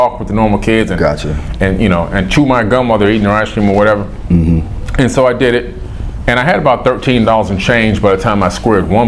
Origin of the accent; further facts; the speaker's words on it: New York City, New York, United States; moved away; also born or lived in Opa-locka, Miami, Florida; I was born in Queens General Hospital in New York City